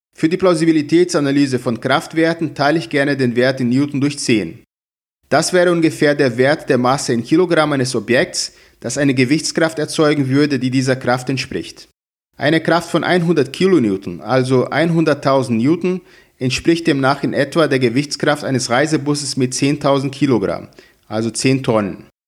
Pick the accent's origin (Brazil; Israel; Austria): Brazil; moved away as an adult; now in Hamburg, Germany; Ich komme aus Brasilien, wo ich auch schon Dozent war